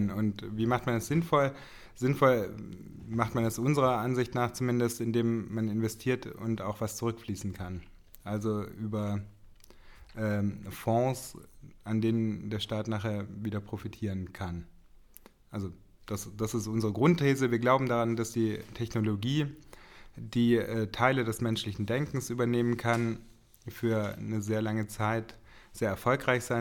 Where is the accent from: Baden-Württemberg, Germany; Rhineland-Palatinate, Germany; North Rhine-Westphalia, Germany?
Baden-Württemberg, Germany; Reutlingen; geworden bin ich in Stuttgart. Also in Reutlingen bei Stuttgart.